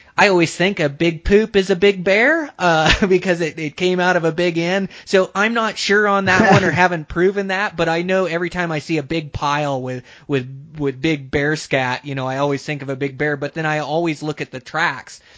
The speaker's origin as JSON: {"language": "English", "region": "Washington", "country": "United States", "moved": "yes", "said": "I come from Washington originally"}